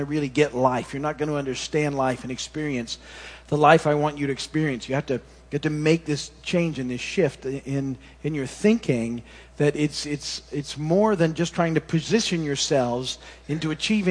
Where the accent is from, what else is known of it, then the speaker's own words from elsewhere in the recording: Michigan, United States; moved away; when I was a kid growing up in Michigan